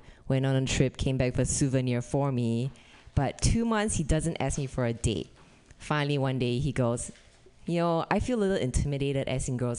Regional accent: Singapore; moved away as an adult; also born or lived in Indiana; now in California, United States; I'm originally from Singapore. I came to America for college.

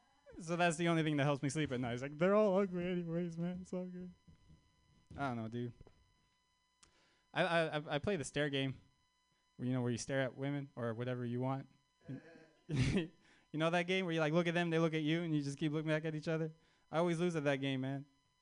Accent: Canada; I'm Armenian, but I'm also from Canada.

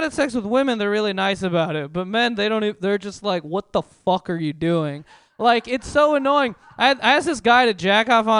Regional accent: San Francisco, California, United States; I grew up in San Francisco, grew up in the Bay Area.

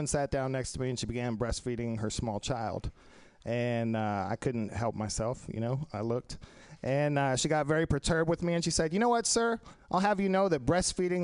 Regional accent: Texas, United States; I'm sincerely a Texan from a Texas family

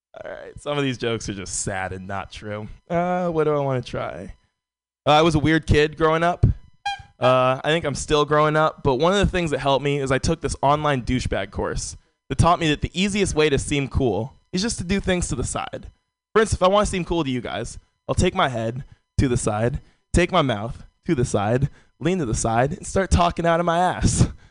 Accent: San Francisco, California, United States; born and raised in San Francisco

